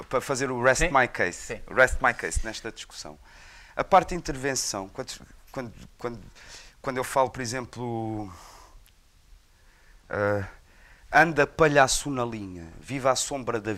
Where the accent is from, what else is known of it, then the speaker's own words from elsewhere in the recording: Portugal; é português, é da minha terra. Eu conheço desde que nasci.